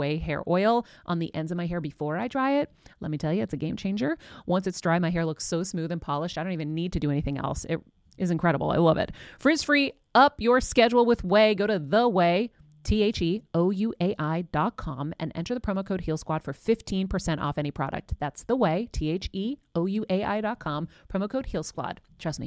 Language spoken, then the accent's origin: English; Greece; first language Greek; English is a second language; moved away; Greek was my first language.